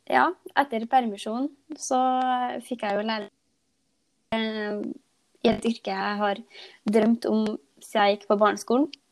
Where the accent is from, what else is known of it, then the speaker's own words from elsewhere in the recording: Nærøy, Trøndelag, Norway; jeg kommer fra Nærøy i Nord-Trøndelag